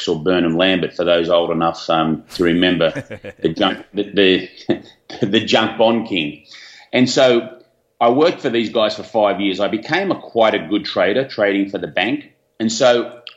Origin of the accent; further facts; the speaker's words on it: Australia; I had high school down here in Australia, as you can probably tell where I'm from with my accent